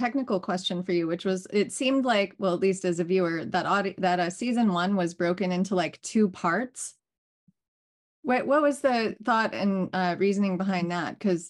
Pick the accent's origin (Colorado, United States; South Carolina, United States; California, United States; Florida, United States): California, United States; Los Angeles; I grew up in Los Angeles, and it is just wild watching the cost of living soar.